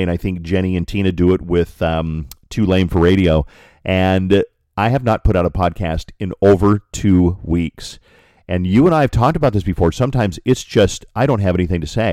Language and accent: English; Colorado, United States; I grew up in Colorado